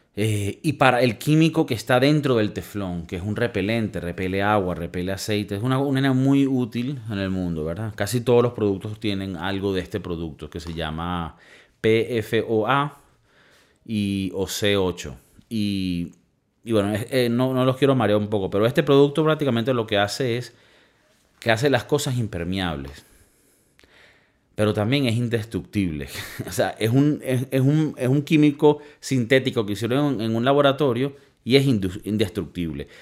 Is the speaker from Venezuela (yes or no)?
yes; Valencia, Carabobo, Venezuela; now in Spain; imagínate de la ciudad que yo soy, Valencia, Venezuela